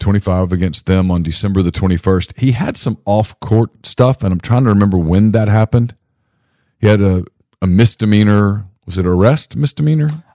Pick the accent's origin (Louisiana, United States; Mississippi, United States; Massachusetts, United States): Louisiana, United States; North; I was growing up in North Louisiana